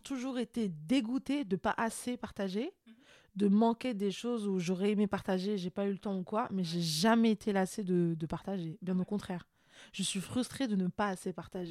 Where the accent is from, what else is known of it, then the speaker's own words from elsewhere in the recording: France; also born or lived in Morocco (ancestry); je suis marocaine d'origine et même si je suis française